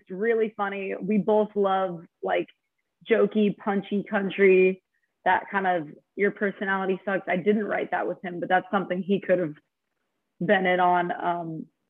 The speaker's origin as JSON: {"language": "English", "town": "Albuquerque", "region": "New Mexico", "country": "United States", "tie": "born or raised there", "moved": "yes", "said": "my hometown in Albuquerque"}